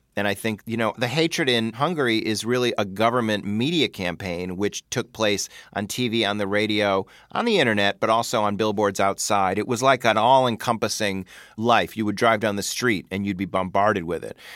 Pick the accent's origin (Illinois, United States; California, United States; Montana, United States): Illinois, United States; Chicago; growing up in Chicago, being Jewish